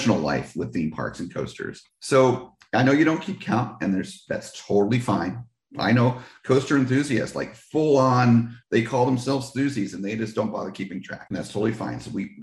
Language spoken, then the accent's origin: English; New Jersey, United States; Six Flags Great Adventure was my original home park growing up in New Jersey.